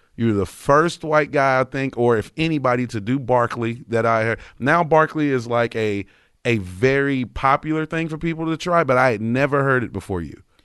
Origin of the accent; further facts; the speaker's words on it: North Carolina, United States; growing up in North Carolina, most of everybody I know is Republican